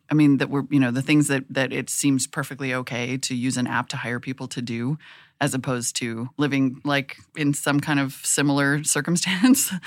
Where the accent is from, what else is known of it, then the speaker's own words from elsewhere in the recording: Montana, United States; moved away as an adult; also born or lived in North Dakota; now in Oakland, United States; I grew up in Montana and North Dakota in almost equal numbers of years. There's more years in Montana. Anyway, lived there. I was born there. I lived there till I was ten. Then I went to North Dakota.